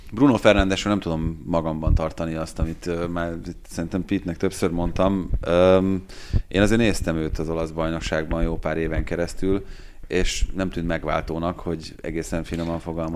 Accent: Hungary

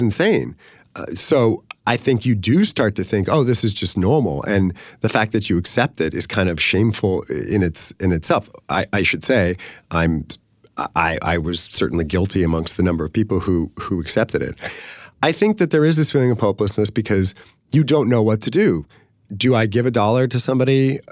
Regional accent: San Francisco, California, United States; I'm from San Francisco

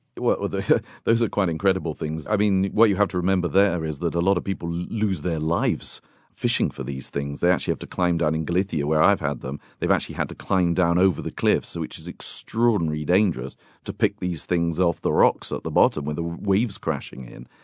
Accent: United Kingdom; I'm a Brit

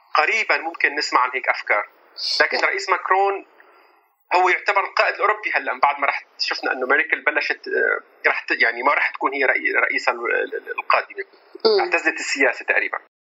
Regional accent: Syria; now in France; نحن كسوريين

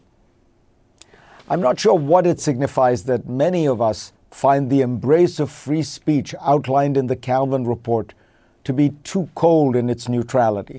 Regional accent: India; moved away as an adult; now in United States; Growing up in India

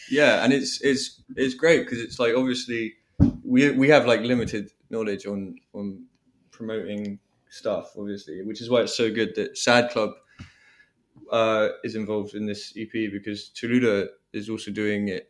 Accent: Devon, South West England, United Kingdom; Devon in the West Country

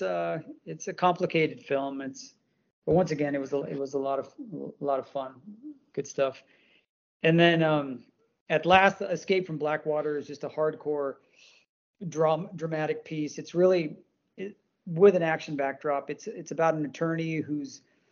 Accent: India; I'm from India

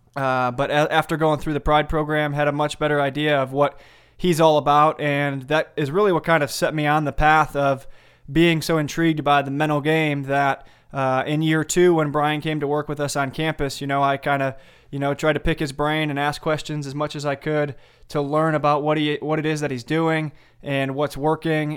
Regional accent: Sandwich, Illinois, United States; I grew up in Sandwich, Illinois, a small suburb about an hour straight west of Chicago

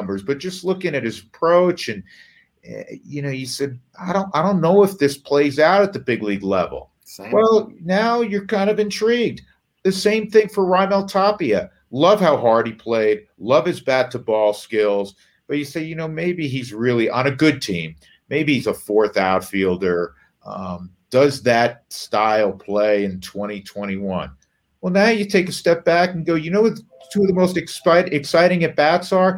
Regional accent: New York, United States; moved away; We're growing up in New York

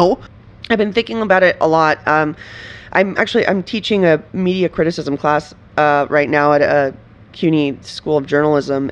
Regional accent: Venezuela; now in United States; I'm from Venezuela

